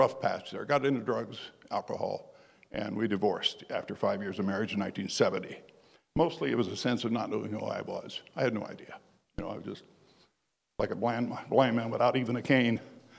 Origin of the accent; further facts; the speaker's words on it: Hobbs, New Mexico, United States; born there; Okay, I was born in 1944 in Hobbs, New Mexico.